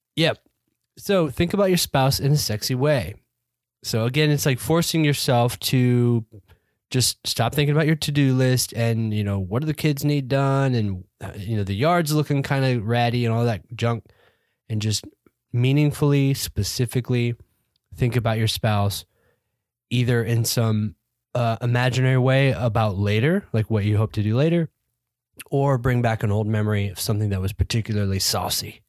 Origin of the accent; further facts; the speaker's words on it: United States; we're American